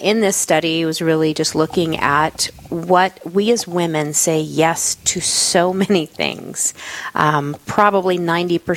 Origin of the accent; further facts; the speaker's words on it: Florida, United States; moved away as an adult; also born or lived in California / Germany; now in South Dakota, United States; So I am originally from Florida